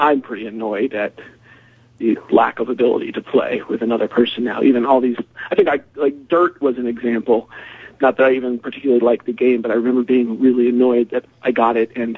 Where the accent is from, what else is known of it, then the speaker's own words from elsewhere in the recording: North Carolina, United States; from North Carolina